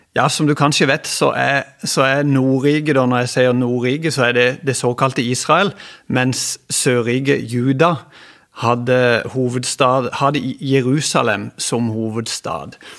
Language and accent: Norwegian; Kristiansand, Agder, Norway; jeg kommer ifra Flekkerøya, jeg bor her